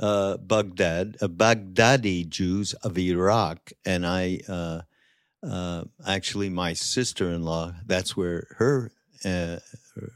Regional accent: Canada; I grew up Jewish and I'm from Canada.

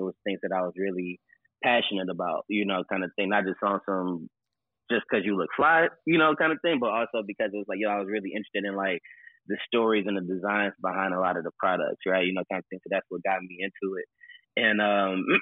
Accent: Detroit, Michigan, United States; also born or lived in Gary, Indiana; I moved to Detroit when I was young. You know, I was about 3 or 4 years old. My mom and I moved to Detroit, and I've been out here ever since

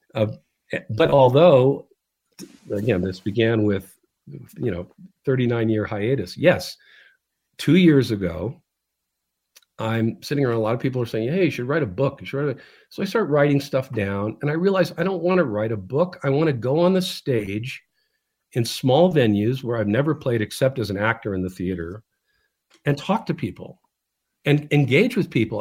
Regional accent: California, United States; California, my home state

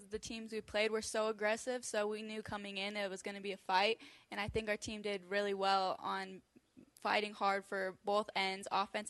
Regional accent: United States; I'm basically in my hometown

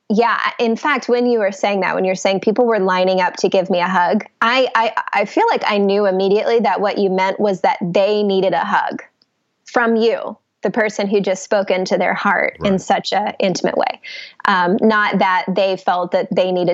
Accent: Atlanta, Georgia, United States; also born or lived in New York City; I am from Atlanta, and that's where I am now

